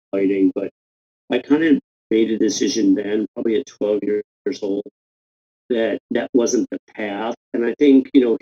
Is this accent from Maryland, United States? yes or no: no; Fairfield County, Connecticut, United States; moved away as an adult; also born or lived in Atlanta / New York City / San Diego; I grew up in Fairfield County, Connecticut